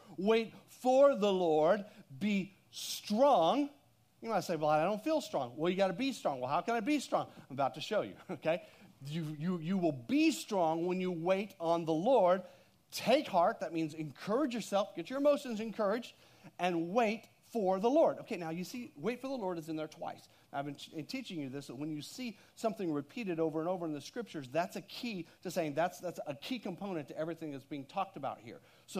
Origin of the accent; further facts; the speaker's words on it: Texas, United States; Well, I didn't. I'm from Texas, okay?